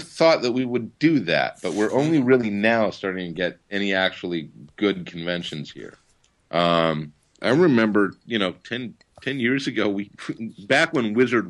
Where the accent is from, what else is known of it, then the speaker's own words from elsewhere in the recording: Monterey, California, United States; moved away as an adult; also born or lived in San Francisco / Eugene / Los Angeles; now in Portland, United States; I was born in San Francisco, but I grew up on the Central Coast.